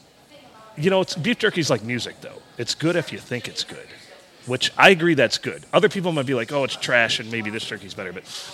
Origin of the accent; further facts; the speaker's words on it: Michigan, United States; I grew up in Michigan